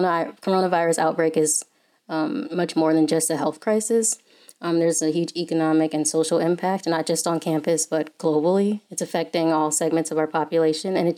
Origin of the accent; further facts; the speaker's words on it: Detroit, Michigan, United States; moved away as an adult; now in Ann Arbor, United States; I originally from Detroit